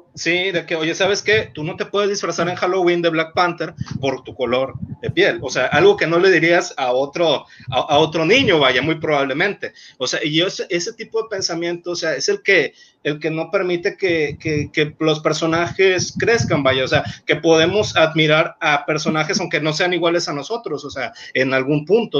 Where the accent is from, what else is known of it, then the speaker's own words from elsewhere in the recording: Mexico; yo soy de México, o sea, yo vivo allá, no vivo aquí